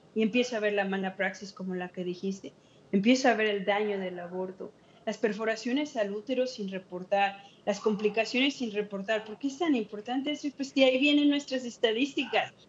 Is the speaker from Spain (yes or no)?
no; Mexico; now in United States; yo era la única que era nacida en México, nacida inmigrante